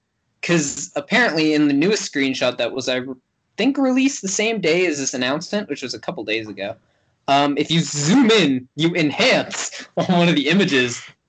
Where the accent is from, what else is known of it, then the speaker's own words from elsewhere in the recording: Canada; It's like 30 something because I'm Canadian.